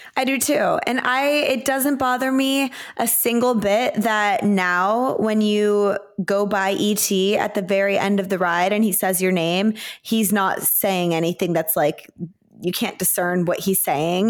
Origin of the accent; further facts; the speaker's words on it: Plano, Texas, United States; growing up in Plano, Texas, we had fall break